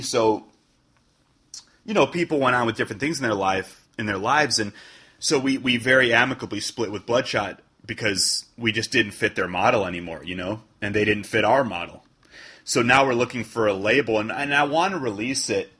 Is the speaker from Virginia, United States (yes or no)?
no; Chicago, Illinois, United States; moved away as an adult; also born or lived in Wales; now in New York, United States; I grew up in Chicago, you know, so I, I mean, that's still my city